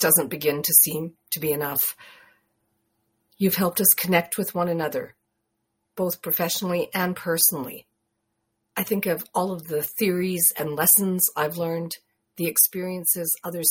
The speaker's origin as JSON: {"language": "English", "country": "Canada", "said": "greetings from Canada"}